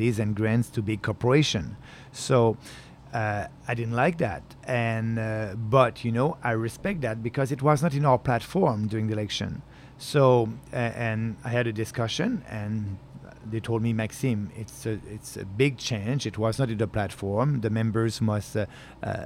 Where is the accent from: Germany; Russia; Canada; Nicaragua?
Canada; Beauce, Quebec; also born or lived in Montreal; I was coming from Beauce, but you know, I left Beauce at 18 years old.